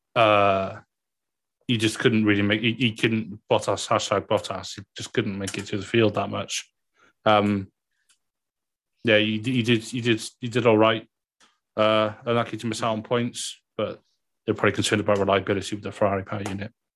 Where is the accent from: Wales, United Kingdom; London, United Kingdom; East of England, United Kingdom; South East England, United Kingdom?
Wales, United Kingdom; accent: Welsh; It's just being Welsh